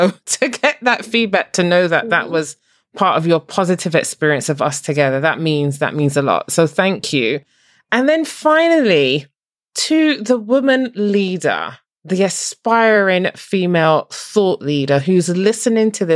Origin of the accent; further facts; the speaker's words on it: Barbados; I'm from Barbados